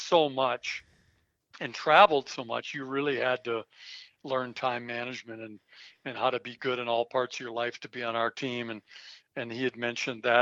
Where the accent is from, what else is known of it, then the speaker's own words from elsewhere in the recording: Minnesota, United States; moved away as an adult; now in Colorado, United States; I was from Minnesota